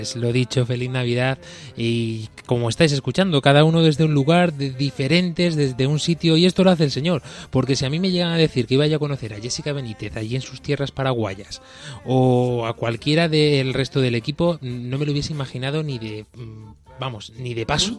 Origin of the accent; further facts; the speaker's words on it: Andalusia, Spain; now in Murcia, Spain; de mi tierra, de Andalucía, del sur de España